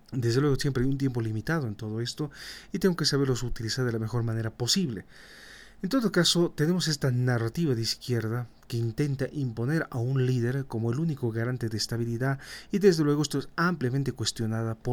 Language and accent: Spanish; Bolivia; esa es la narrativa que justamente nosotros como bolivianos vamos a cuestionar.